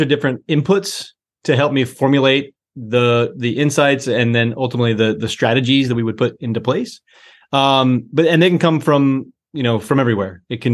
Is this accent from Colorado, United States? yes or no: yes; just outside of Boulder, Colorado, United States; I grew up in Colorado, just outside of Boulder, Colorado